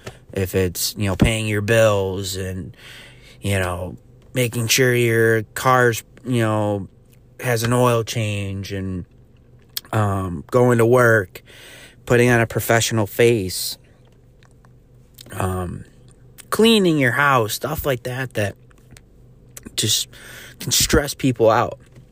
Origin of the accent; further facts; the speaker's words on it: New York, United States; I I'm from Central New York area, so going up to the Adirondacks